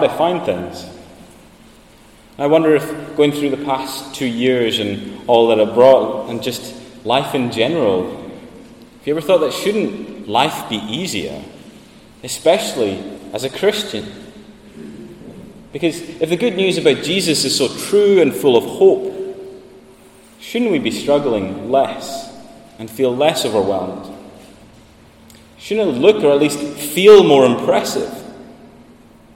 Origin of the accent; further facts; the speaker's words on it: Sandwick, Scotland, United Kingdom; moved away as an adult; I'm from Lewis, I'm from Sandwick, and this was my church before I went away to study.